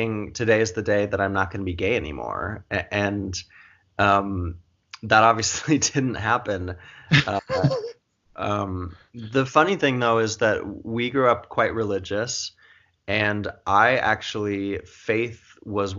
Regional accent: Montana, United States; now in New York City, United States; I grew up in a we're a big family, obviously, and a very supportive family, but also a Catholic family in Montana

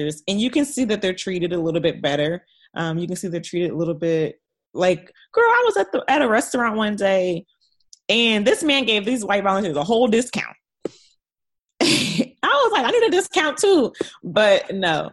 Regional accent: United States; I'm American

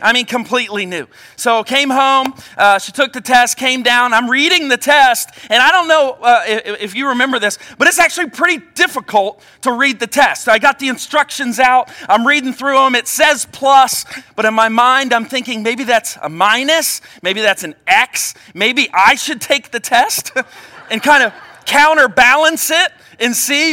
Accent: Cincinnati, Ohio, United States; I grew up in Cincinnati

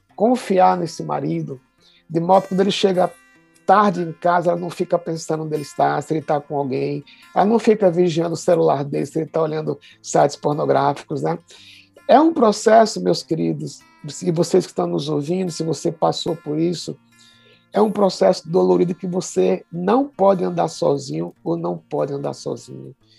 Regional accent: Pernambuco, Brazil; now in São Paulo, Brazil; sou pernambucano de coração e de nascimento

